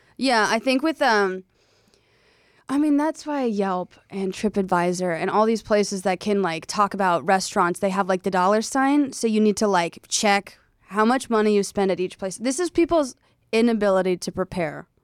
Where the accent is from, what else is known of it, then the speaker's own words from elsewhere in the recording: South Carolina, United States; I was raised in South Carolina